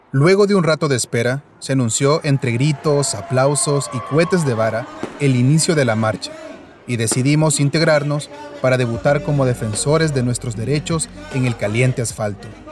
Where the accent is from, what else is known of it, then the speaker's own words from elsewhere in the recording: El Salvador; que se nos puede quitar como salvadoreños